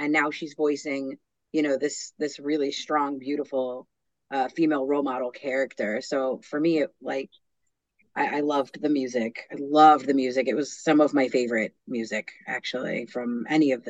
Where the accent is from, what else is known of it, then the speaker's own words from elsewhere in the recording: New York, United States; Coming from like a musical theater background and growing up in New York